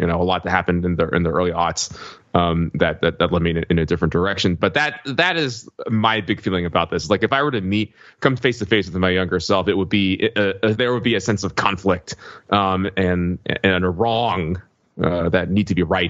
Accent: Alabama, United States; moved away as an adult; I grew up in Alabama in a very conservative environment and reflected that and took those politics with me to college.

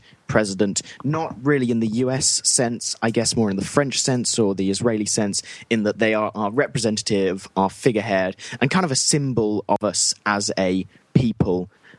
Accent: United Kingdom; We're British.

